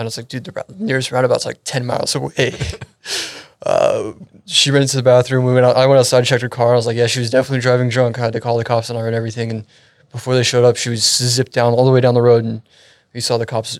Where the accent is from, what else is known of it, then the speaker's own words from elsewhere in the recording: Frisco, Texas, United States; now in Euless, United States; I was born and raised up in the Frisco area. Just recently moved down to the Euless Arlington area.